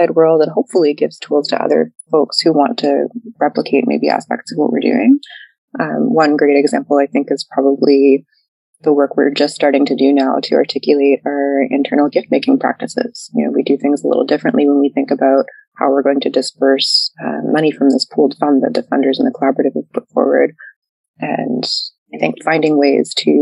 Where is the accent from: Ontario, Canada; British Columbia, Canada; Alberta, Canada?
British Columbia, Canada; Heiltsuk territory, outer central coast of; I've grown up on my territory, in my community, in my mother's community